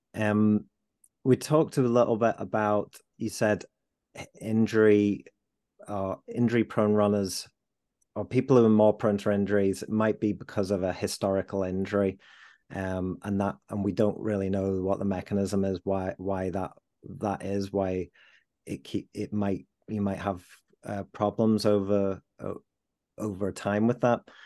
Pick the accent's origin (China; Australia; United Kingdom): United Kingdom; Leeds, Yorkshire and the Humber; I'm a Leeds lad. Um, I was, uh, born and bred in Leeds